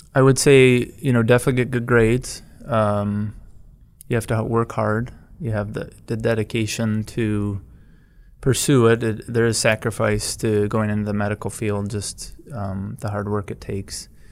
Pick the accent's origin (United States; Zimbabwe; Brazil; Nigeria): United States; Black River Falls, Wisconsin; also born or lived in Milwaukee; I grew up in Black River